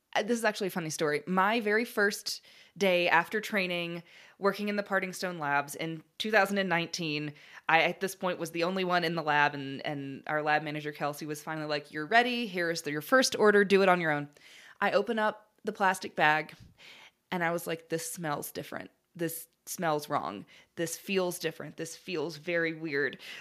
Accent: Alabama, United States; I grew up in Alabama

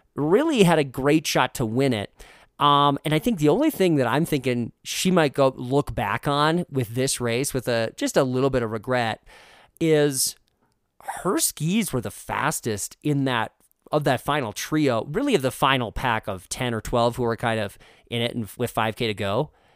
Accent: Moorhead, Minnesota, United States; moved away; I grew up in Moorhead

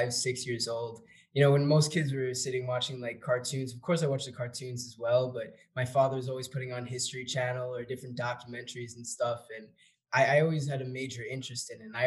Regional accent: North Babylon, New York, United States; I am originally from Long Island, a town called North Babylon

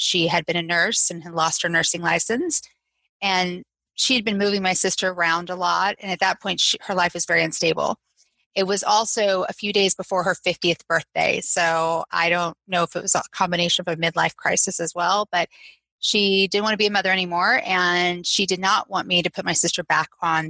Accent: Southeast, United States; I grew up all over the Southeast. I was an Air Force brat.

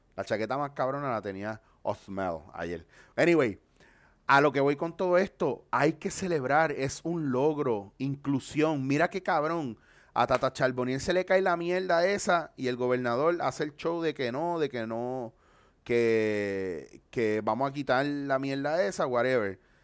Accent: Puerto Rico; also born or lived in Bronx, New York; yo nací en el Bronx, Nueva York, y me crié en Puerto Rico.

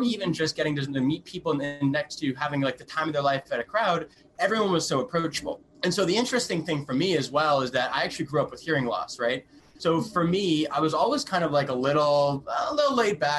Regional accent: Connecticut, United States; moved away as an adult; also born or lived in North Carolina / Washington, D.C. / New York; I grew up in Connecticut, went to university at Wake Forest University in North Carolina.

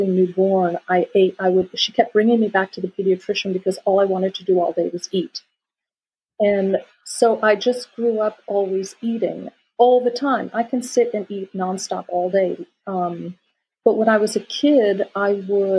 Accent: Florida, United States; moved away as an adult; now in France; I grew up on the ocean. I grew up on the Atlantic Ocean. So, and I grew up actually on the Indian River

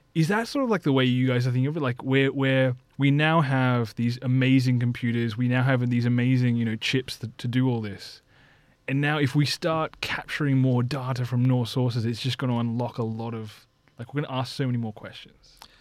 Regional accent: Sydney, New South Wales, Australia; I grew up in Taramara

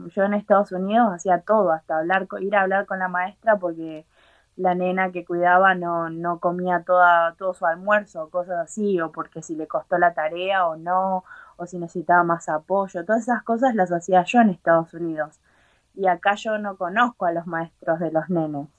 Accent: Argentina; moved away as an adult; now in Ireland; yo estuve en Argentina, que es de donde soy

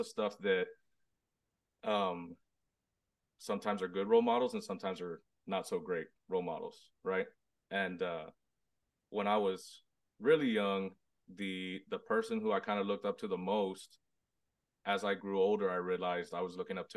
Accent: Robstown, Texas, United States; I'm from Robstown, Texas, Hispanic, born and raised, super small town, right outside Corpus Christi

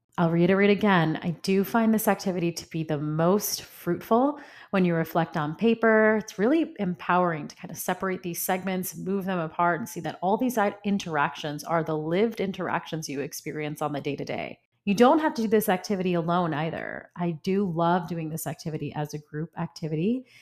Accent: New York, United States; moved away as an adult; I'm from New York

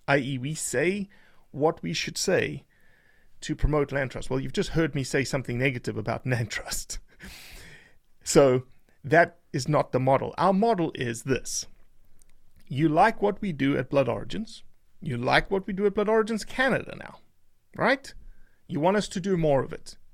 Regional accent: South Africa; now in United States; I'm a South African that is an American now

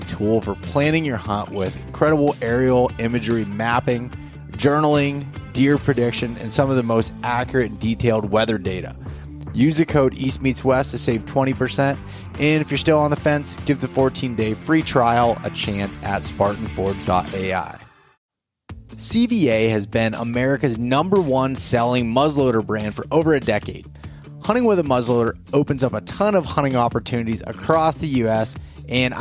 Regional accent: Pennsylvania, United States

